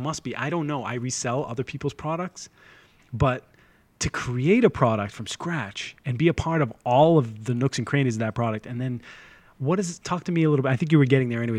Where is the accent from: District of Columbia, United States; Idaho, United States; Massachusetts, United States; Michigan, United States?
Massachusetts, United States; Boston; Because, I'm from the North Shore of Boston.